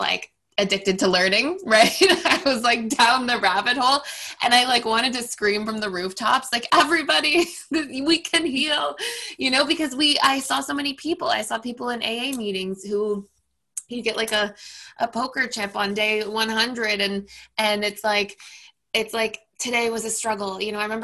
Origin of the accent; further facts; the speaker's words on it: Toronto, Ontario, Canada; also born or lived in United States; I'm born and raised in Toronto, Canada.